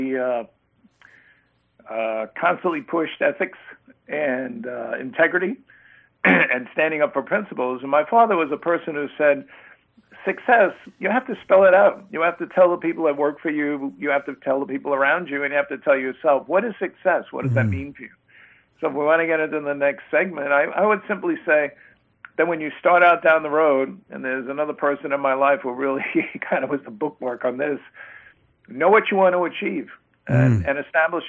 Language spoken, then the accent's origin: English; New York City, New York, United States; moved away; growing up and going to school in New York City and growing up in the Bronx